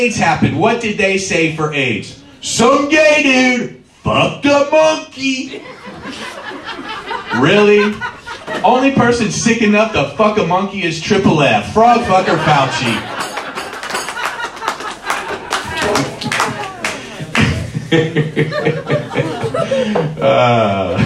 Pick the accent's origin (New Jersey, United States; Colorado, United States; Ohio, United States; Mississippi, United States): Ohio, United States; Covington; moved away as an adult; also born or lived in California; I grew up in Covington. And I lived in Covington for pretty much till I was 20